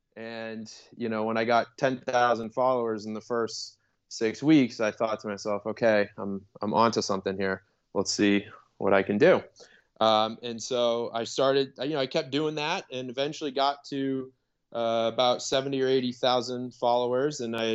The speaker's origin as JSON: {"language": "English", "town": "Boston", "region": "Massachusetts", "country": "United States", "also_born_or_lived": "Chicago / Los Angeles", "moved": "as an adult", "said": "And I'm originally from the Boston area"}